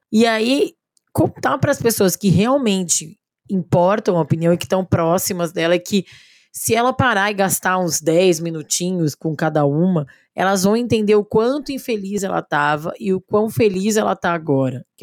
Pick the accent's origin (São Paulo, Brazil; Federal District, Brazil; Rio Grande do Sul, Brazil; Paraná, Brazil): São Paulo, Brazil; now in Belo Horizonte, Brazil